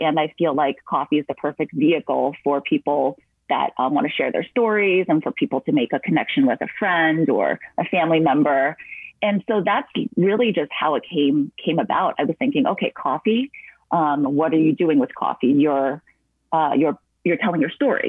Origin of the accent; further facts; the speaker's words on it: New Jersey, United States; moved away as an adult; also born or lived in Boston / Los Angeles; I grew up in New Jersey